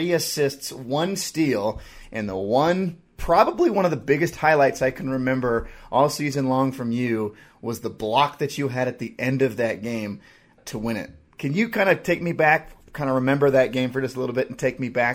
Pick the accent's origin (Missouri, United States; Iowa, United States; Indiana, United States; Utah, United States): Utah, United States; I grew up in Utah, and I grew up a big Utah football fan when I was a kid